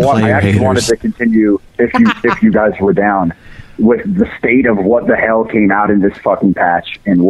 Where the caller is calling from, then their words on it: Anchorage, Alaska, United States; I'm calling from Anchorage, Alaska.